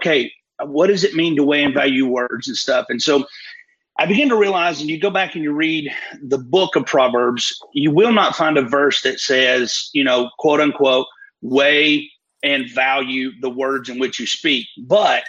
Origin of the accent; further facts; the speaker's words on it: Fort Payne, Alabama, United States